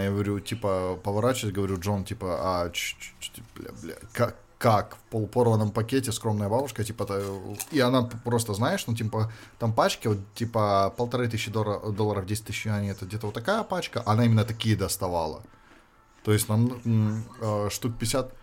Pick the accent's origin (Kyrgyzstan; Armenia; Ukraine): Ukraine; Luhansk Oblast; now in China; откуда я